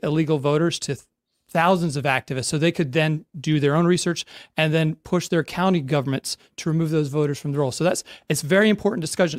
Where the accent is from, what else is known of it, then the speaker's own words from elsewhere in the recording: Virginia, United States; as we're able to do in my home state of Virginia.